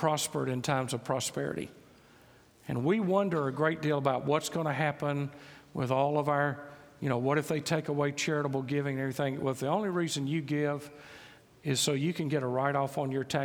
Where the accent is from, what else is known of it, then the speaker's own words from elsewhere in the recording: Mississippi, United States; moved away; I grew up in Mississippi